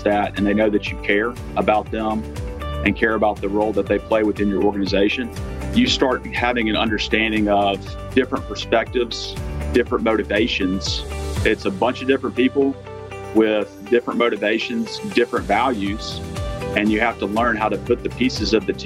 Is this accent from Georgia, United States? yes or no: no; Jackson, Mississippi, United States; also born or lived in Birmingham, Alabama / New Orleans, Louisiana; I grew up in Jackson, Mississippi area